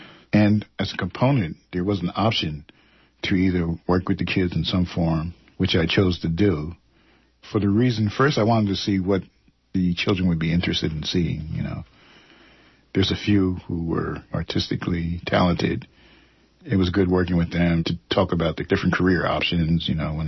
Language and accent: English; East Coast, United States; moved away as an adult; also born or lived in New York; now in Oakland, United States; Originally, I'm from the East Coast. Attended Pratt Institute in Brooklyn, New York.